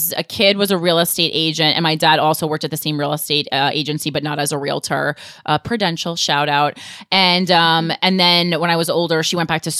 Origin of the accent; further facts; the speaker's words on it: New Jersey, United States; moved away as an adult; also born or lived in New York City; now in New York, United States; even to this day as a Jersey girl, I never describe myself as a New Yorker. Mm-hmm. I always say I've lately, you know, lived here for 16, 17 years, but I'm like really proud to be from New Jersey.